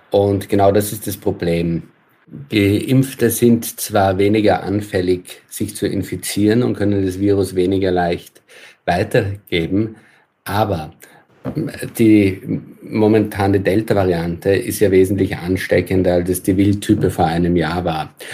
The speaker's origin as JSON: {"language": "German", "country": "Austria", "lives_now": "Germany", "said": "Also schauen wir ins Nachbarland nach Österreich, mein Heimatland, dann sind dort die Inzidenzen wesentlich höher."}